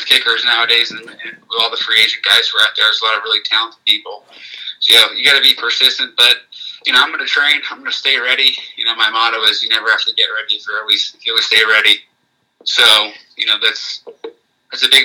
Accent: Reading, Pennsylvania, United States; I'm from Reading, Pennsylvania

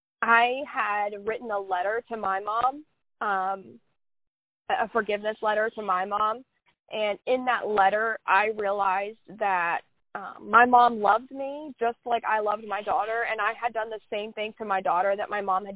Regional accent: Southern United States, United States; I'm from the Bible Belt. I was taught that, like, Jesus is always in the room, right?

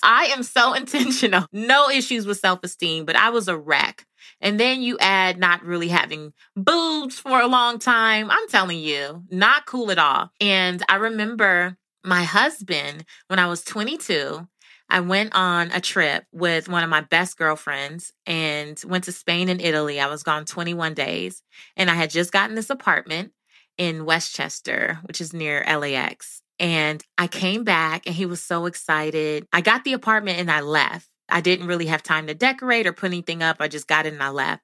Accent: Belize; moved away; I'm from Belize

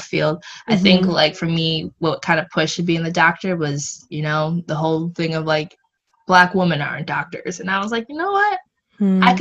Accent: Michigan, United States; also born or lived in Connecticut; I grew up in Michigan, went to UConn

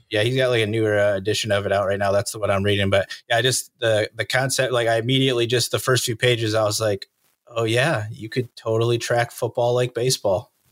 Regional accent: Fillmore, New York, United States; moved away as an adult; I grew up in Fillmore.

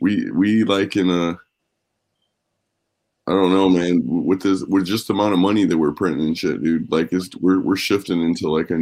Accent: Florida, United States; moved away; also born or lived in Chicago, Illinois; When I lived in Florida, I'm from Florida and shit.

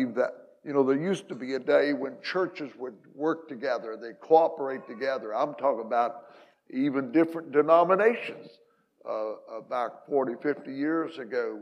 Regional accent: Hamilton County, Southern Illinois, United States; moved away; this is where I was born and raised

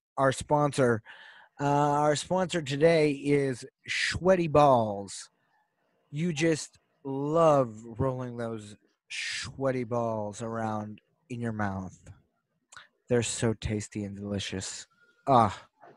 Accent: Pittsburgh, Pennsylvania, United States; we're from Pittsburgh

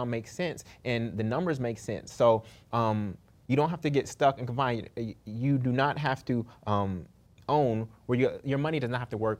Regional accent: Oakland, California, United States; moved away as an adult; also born or lived in Brooklyn, New York; now in New Orleans, United States; my hometown of Oakland, California.

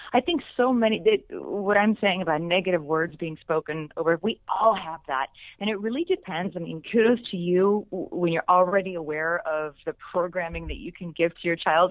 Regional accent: Pittsburgh, Pennsylvania, United States; moved away; I'm still just this little girl from outside of Pittsburgh, Pennsylvania

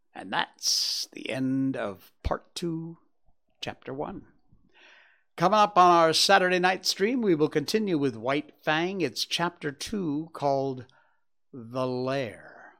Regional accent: Cornwall, Connecticut, United States; My hometown, Cornwall, Connecticut

